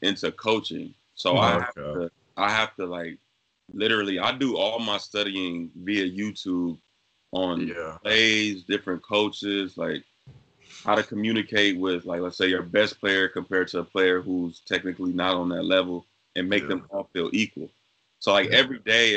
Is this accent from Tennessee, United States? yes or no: no; California, United States; I'm originally from California